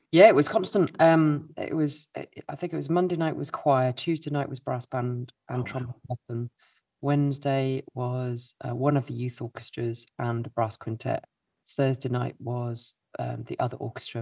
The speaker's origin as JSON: {"language": "English", "town": "Milton Keynes", "region": "South East England", "country": "United Kingdom", "tie": "born or raised there", "said": "I grew up in Milton Keynes. Someone's got to come from Milton Keynes. That's me."}